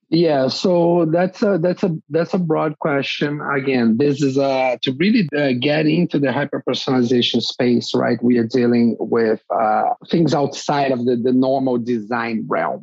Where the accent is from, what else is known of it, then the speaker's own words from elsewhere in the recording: Brazil; moved away as an adult; I'm from Brazil originally. That's where I started my career